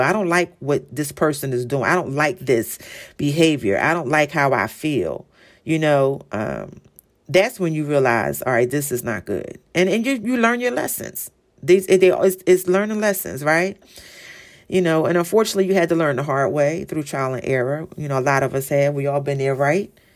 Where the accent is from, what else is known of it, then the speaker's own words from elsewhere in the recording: Philadelphia, Pennsylvania, United States; I'm from Philly, so the city of brotherly love